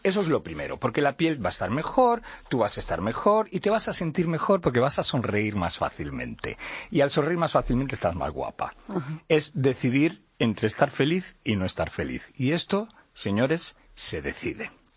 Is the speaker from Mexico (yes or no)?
no; Portugal; Spanish is a second language; yo soy portugués